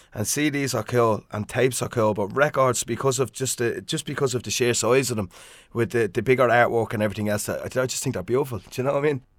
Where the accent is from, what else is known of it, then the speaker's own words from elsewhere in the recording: Swords, Leinster, Ireland; I was doing a DJ night in my hometown of Swords